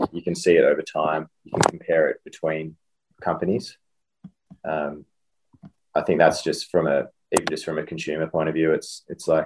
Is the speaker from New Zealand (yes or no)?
no; Western Australia, Australia; moved away; I'm from Western Australia originally, really resource rich sort of place.